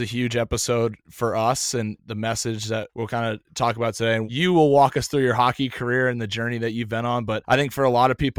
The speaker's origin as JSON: {"language": "English", "region": "New Hampshire", "country": "United States", "tie": "born or raised there", "said": "I grew up in the Northeast too."}